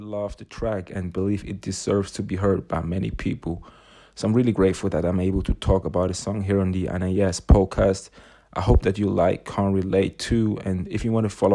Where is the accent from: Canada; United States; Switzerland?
Switzerland; I am from Switzerland, but I've got a close relation to London.